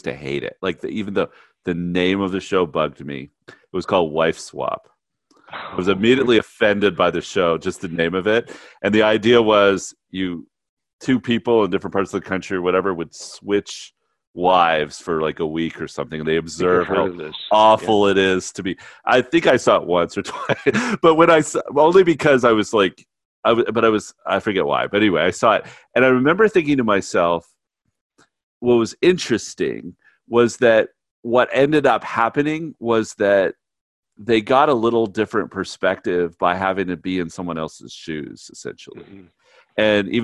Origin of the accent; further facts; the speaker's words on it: Canada; now in United States; I'm Canadian, right? I've been here in the United States for a long time